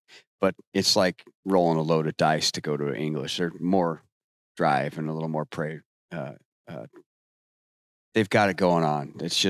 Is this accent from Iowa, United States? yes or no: yes; Western Iowa, United States; I'm from Western Iowa. And yeah, I'm a hog farmer.